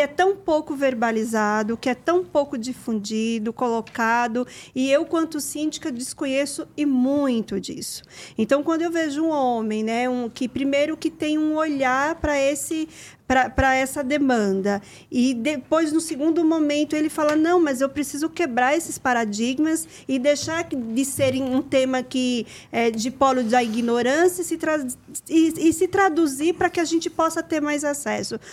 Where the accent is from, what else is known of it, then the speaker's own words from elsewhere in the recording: Northeast Region, Brazil; eu, como nordestina